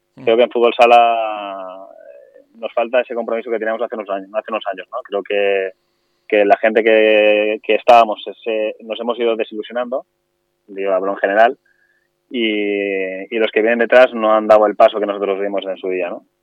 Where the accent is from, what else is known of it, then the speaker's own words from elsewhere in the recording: Alboraya, Valencian Community, Spain; yo soy de Alboraya de toda la vida